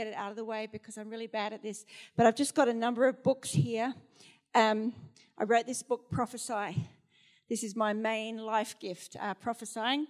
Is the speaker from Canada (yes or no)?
no; Australia; moved away as an adult; also born or lived in Sheffield, England